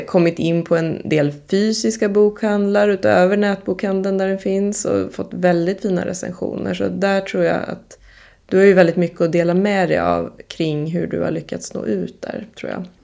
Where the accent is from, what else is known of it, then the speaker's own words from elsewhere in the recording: Lidingö, Stockholm County, Sweden; jag är uppvuxen på Lidingö